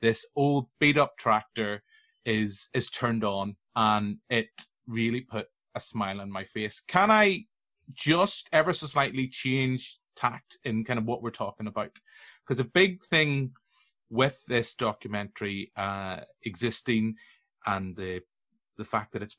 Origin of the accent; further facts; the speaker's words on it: Tyrone, Northern Ireland, United Kingdom; I'm from Tyrone